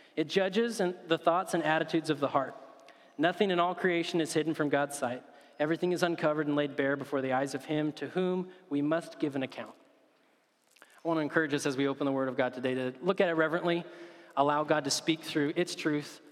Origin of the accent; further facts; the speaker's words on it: United States; as an American